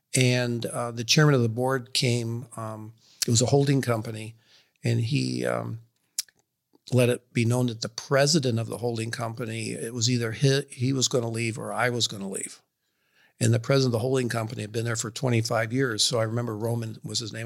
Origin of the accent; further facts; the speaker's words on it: Rochester, New York, United States; moved away as an adult; Rochester, New York.